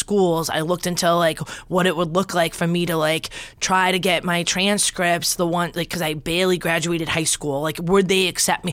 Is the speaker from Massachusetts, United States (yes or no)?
yes; Wakefield, Massachusetts, United States; also born or lived in Revere, Massachusetts / Danvers, Massachusetts; I grew up in Wakefield